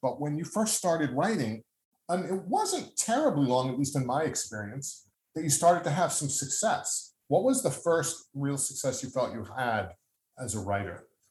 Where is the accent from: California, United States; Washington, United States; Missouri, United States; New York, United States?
New York, United States; Long Island; As a kid growing up on Long Island, there was something called the Westbury Music Fair